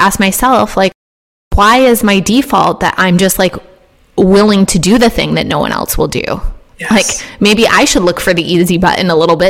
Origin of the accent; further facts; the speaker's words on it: Midwest, United States; I'm a millennial and I grew up in the Midwest